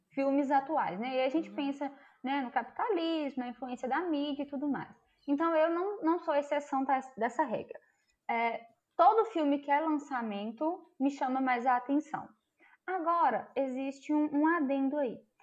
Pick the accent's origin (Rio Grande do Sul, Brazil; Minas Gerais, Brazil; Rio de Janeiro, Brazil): Minas Gerais, Brazil; interior of; eu sou do interior de Minas Gerais